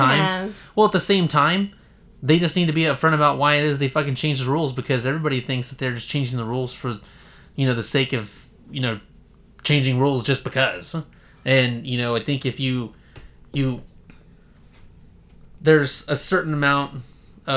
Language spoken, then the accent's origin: English; Bakersfield, California, United States; We're from Bakersfield, California, and so it's hot as hell in Bakersfield.